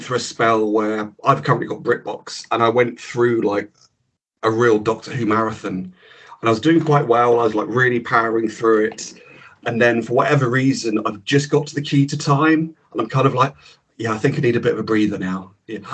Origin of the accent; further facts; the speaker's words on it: Cambridge, East of England, United Kingdom; moved away; also born or lived in Leeds; I grew up in Cambridge, or a village just outside Cambridge